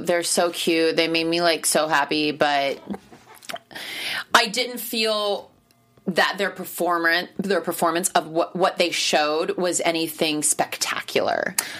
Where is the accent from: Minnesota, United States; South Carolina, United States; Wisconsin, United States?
South Carolina, United States; Myrtle Beach; So shout out to Ansley Burns for being from South Carolina, because I'm from Myrtle Beach.